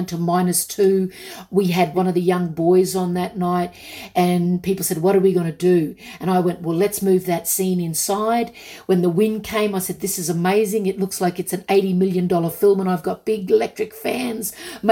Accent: Australia; I grew up on Westerns because in my small country town, we only had two channels.

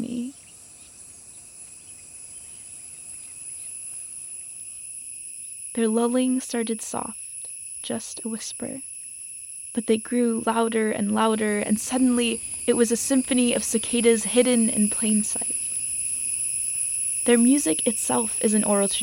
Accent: Wyoming, United States; As a kid growing up in the middle of nowhere, Wyoming

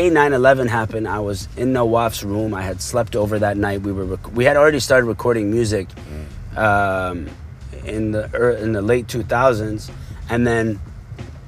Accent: Abu Dhabi, United Arab Emirates; also born or lived in Dubai; now in Canada; growing up in Abu Dhabi, you're not told to be political or have a political opinion

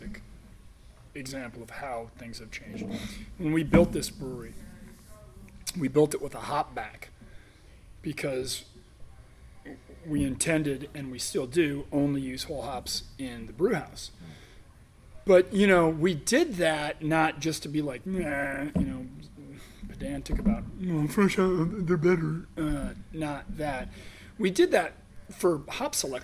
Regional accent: United States; we as American brewers

